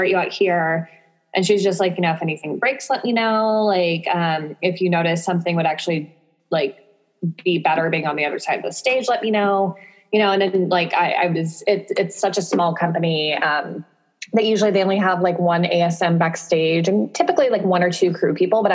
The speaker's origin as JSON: {"language": "English", "town": "Sacramento", "region": "California", "country": "United States", "moved": "as an adult", "lives_now": "San Diego, United States", "said": "I'm originally from Sacramento"}